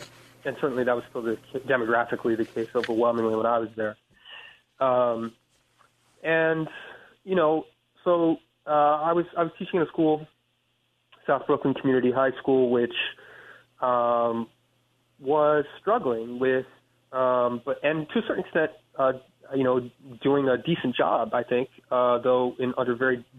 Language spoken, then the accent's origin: English; Paris, France; important thing that happened was that we moved to Paris, France, when I was about 8 years old. And so I grew up in France.